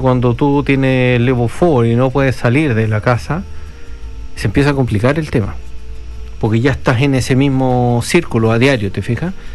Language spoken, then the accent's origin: Spanish; Chile; now in New Zealand; Nosotros, si bien somos chilenos